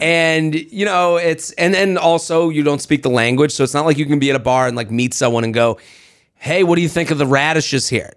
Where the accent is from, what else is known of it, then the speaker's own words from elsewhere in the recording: United States; I'm American in France